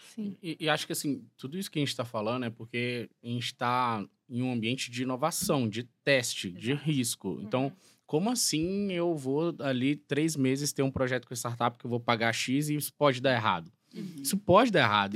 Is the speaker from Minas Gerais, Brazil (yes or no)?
yes; Alvinópolis, Minas Gerais, Brazil; moved away; also born or lived in João Monlevade; Eu sou do interior de Minas Gerais, nascido em João Molevade, criado em Alvinópolis, uma cidade de 14 mil habitantes